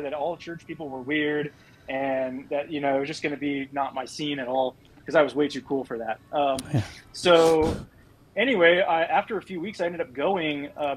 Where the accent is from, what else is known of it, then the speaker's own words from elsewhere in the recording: Midland, Texas, United States; growing up in Midland, for those that aren't familiar with this area, it's a very well-off area